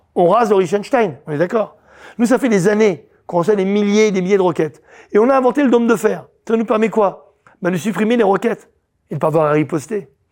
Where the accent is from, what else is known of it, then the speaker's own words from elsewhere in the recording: France; on est français tous les deux, tous les trois